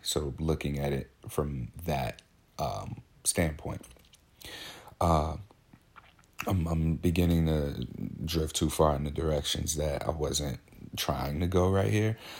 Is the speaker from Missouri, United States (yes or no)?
yes; St. Louis, Missouri, United States; now in Portland, United States; I'm, I'm from Saint Louis, Missouri. I live in Portland, Oregon now. But back home, I was friends with, um, I grew up with, played football